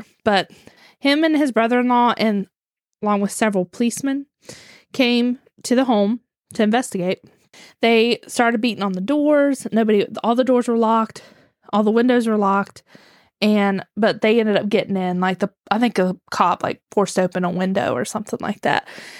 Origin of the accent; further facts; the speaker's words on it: West Virginia, United States; I'm from West Virginia. That's how we say things.